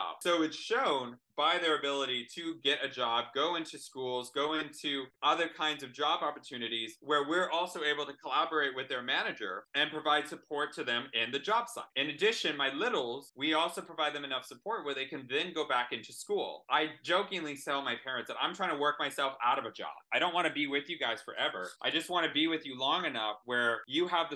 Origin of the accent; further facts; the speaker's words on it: Texas, United States; I'm from Texas